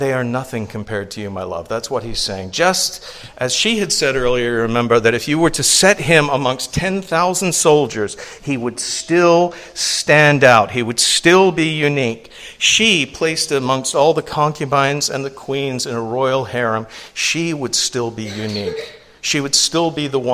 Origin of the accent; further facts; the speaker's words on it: England, United Kingdom; now in United States; I grew up in England. I didn't see white teeth until I came to the United States